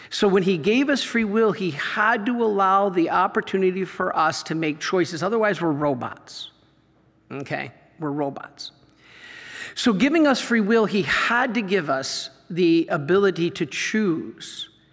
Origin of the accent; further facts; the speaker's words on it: Michigan, United States; I grew up in Michigan